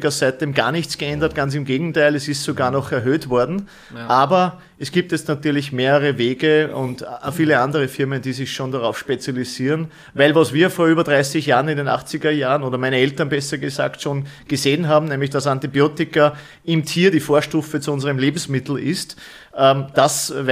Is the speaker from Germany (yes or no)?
no; Bad Schallerbach, Upper Austria, Austria; ich komme aus Österreich, also als Oberösterreich, genauer